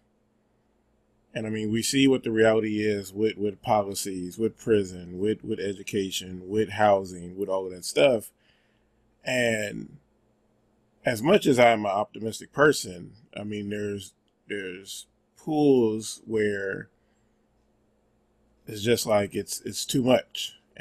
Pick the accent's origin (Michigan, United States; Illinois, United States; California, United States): California, United States; Bay Area; I'm born and raised here in America. I'm from the Bay Area, from California